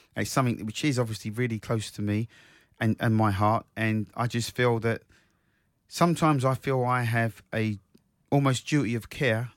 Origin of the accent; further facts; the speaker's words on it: Croydon, London, United Kingdom; my hometown, South Croydon